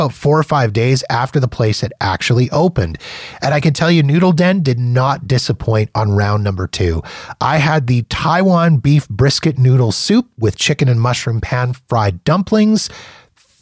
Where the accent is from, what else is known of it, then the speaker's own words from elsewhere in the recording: Canada; when you're a Canadian and you're in the US